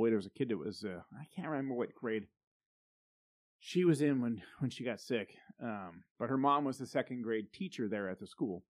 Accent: United States; as an American

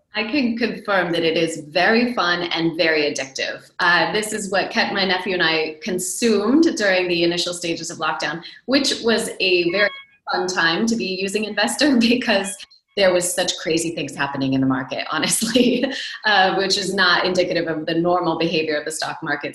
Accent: United States; moved away as an adult; also born or lived in Silicon Valley; now in Europe; I, as an American, now living in Europe, almost December will be three years that I've been living here

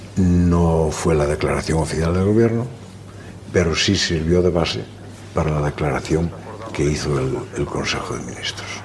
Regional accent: Pol, Galicia, Spain; now in Madrid, Spain; Mis primeros tiempos en esta vida son de un niño de aldea, de hijo de padres agricultores

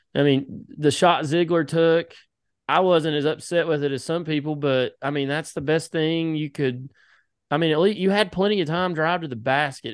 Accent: Mascot, Tennessee, United States; that's where I'm from

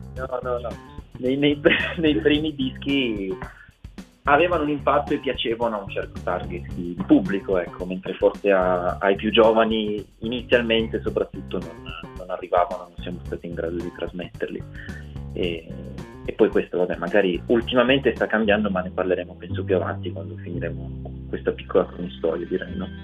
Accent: Ivrea, Piedmont, Italy; born or raised there

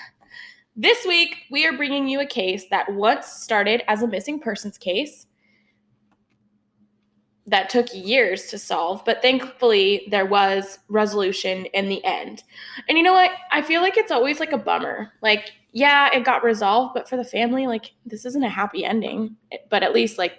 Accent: Pacific Northwest, United States; we are sisters from the Pacific Northwest.

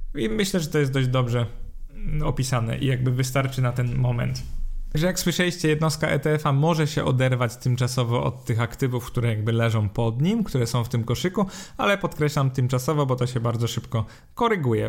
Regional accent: Poland; z perspektywy Polaka

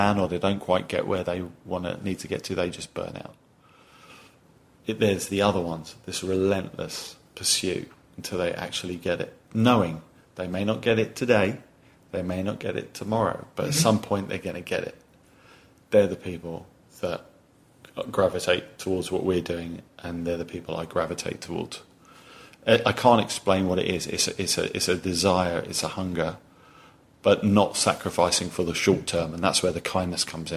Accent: England, United Kingdom; moved away as an adult; now in United States; you can tell from my accent, I'm not from these parts, right? So in England

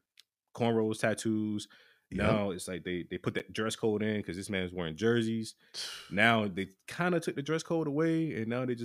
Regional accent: Hampton, Virginia, United States; I'm from Virginia, same place as AI

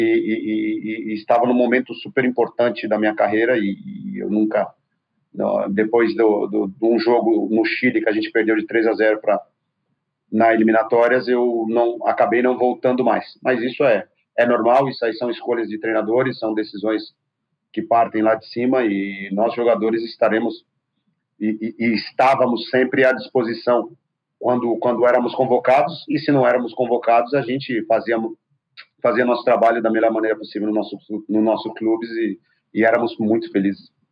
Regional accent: Brazil; also born or lived in Spain; nós somos brasileiros

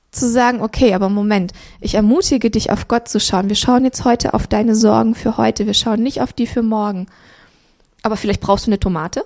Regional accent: Romania; now in Cologne, Germany; ich bin in Rumänien geboren worden, 84.

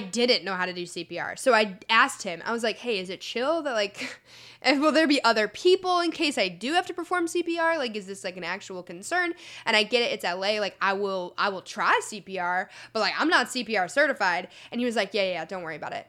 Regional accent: Chicago, Illinois, United States; also born or lived in Indiana; now in Los Angeles, United States; I'm from Chicago originally. I'm going to school in Indiana.

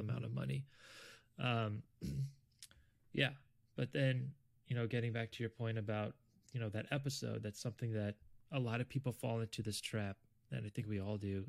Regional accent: South Florida, United States; I'm originally from South Florida.

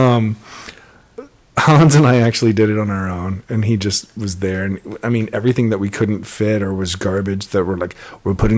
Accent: Lewisville, Texas, United States; moved away; I grew up in Louisville.

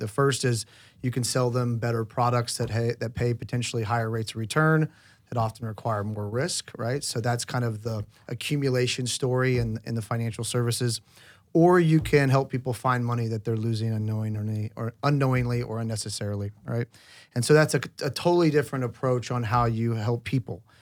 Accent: Oklahoma, United States; I grew up in Oklahoma

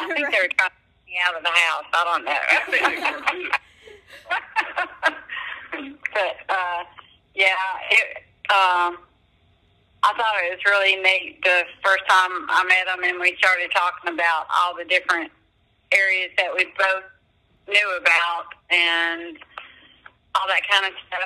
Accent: Alabama, United States; also born or lived in Buffalo, New York; when I was 7, my parents moved back to the South to where my dad's mom lived. And so I was raised in Alabama

